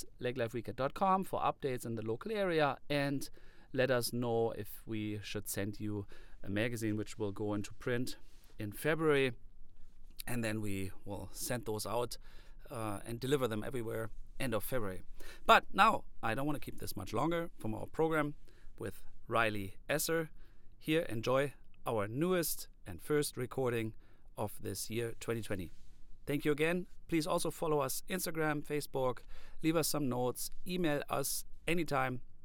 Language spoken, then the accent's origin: English; Germany; I am from Germany and I believe to have only German blood in me